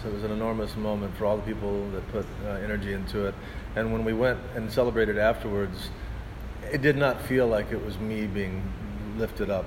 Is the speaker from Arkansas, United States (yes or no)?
yes; Arkansas, United States; I'm from Arkansas